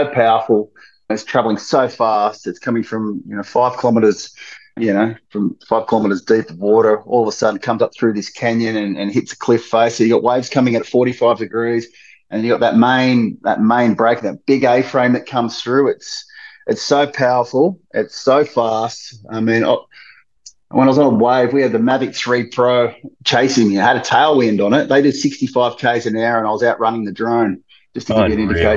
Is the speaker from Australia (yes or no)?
yes; Sydney, New South Wales, Australia; I'm 47 from the Northern Beaches in Sydney. Yeah, I started off surfing at North Narrabeen